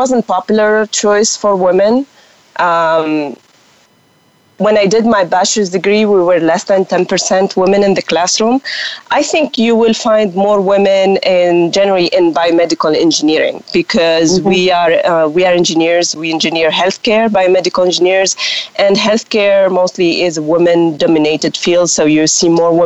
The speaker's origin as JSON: {"language": "English", "country": "Tunisia", "also_born_or_lived": "Quebec, Canada", "second_language": "English", "moved": "as an adult", "said": "I'm from Tunisia, and I speak French"}